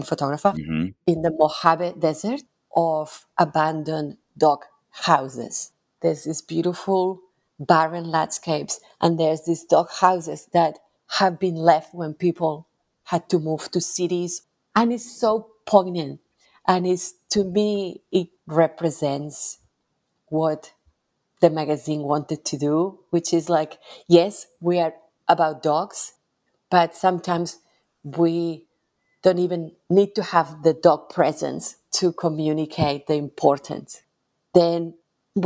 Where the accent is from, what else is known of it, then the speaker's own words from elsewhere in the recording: Barcelona, Catalonia, Spain; moved away as an adult; now in Melbourne, Australia; I grew up in Barcelona